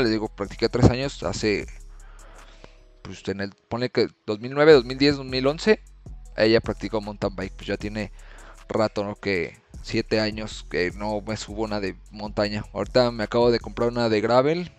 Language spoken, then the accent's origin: Spanish; Morelia, Michoacán, Mexico; ahorita aquí en mi ciudad, soy de Morelia